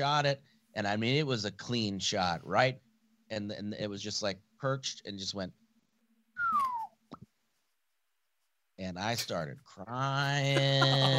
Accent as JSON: {"language": "English", "region": "Nebraska", "country": "United States", "tie": "born or raised there", "moved": "yes", "said": "growing up in Nebraska, the nature was our gun range."}